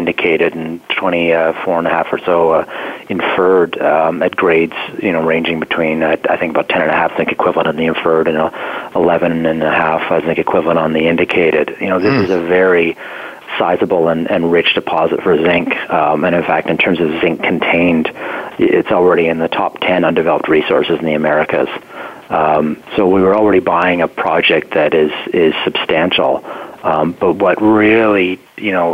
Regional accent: near the Tom and Jason deposits, Yukon, Canada; it's right near my hometown.

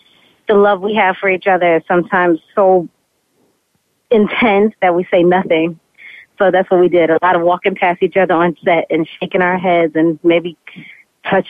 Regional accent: New York, United States; I'm from New York

